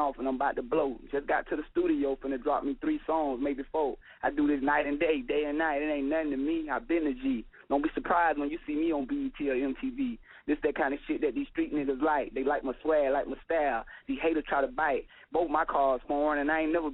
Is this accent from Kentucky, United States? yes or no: no; Polk County, Florida, United States; I'm from Polk County, Florida, but I'm down like Tampa and Orlando way